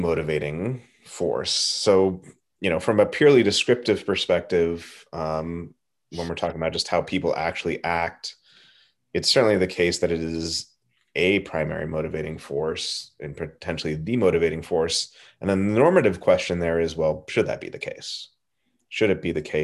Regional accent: Southern California, United States; I grew up in Southern California

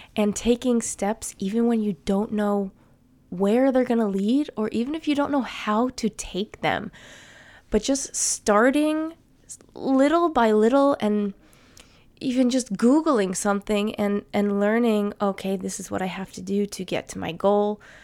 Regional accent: New Jersey, United States; accent: American; first language English; moved away as an adult; now in Sweden; I would still be living in the same town in New Jersey that I grew up

